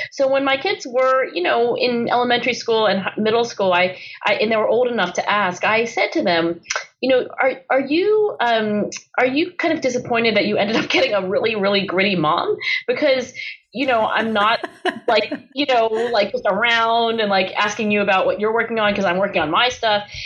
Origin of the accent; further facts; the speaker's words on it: Philadelphia area, Pennsylvania, United States; my parents were born and raised in China. And then, of course, they did immigrate um, to the Philadelphia area and then eventually had three kids, including me